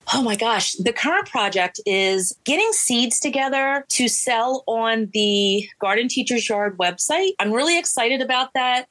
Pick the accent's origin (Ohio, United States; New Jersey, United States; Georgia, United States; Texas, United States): New Jersey, United States; I'm from Jersey.